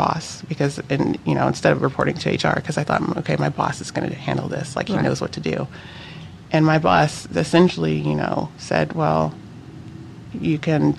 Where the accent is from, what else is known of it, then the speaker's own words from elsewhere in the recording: Alaska, United States; moved away as an adult; also born or lived in Miami; I grew up in Alaska. My school was tiny.